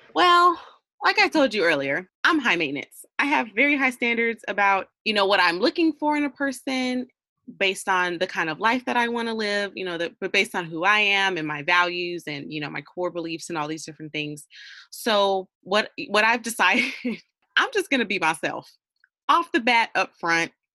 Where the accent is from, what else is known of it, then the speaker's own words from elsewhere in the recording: Georgia, United States; moved away as an adult; I wasn't born here, but I was raised here, but I've been gone for the last like seven years." And now I'm back